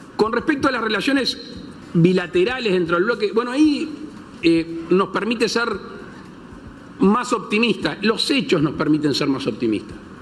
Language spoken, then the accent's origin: Spanish; Uruguay; criollo en mi país